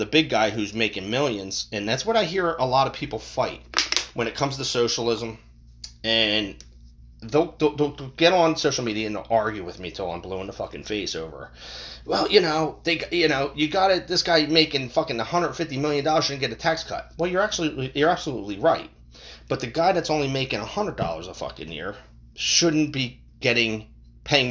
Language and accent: English; United States; we as the American people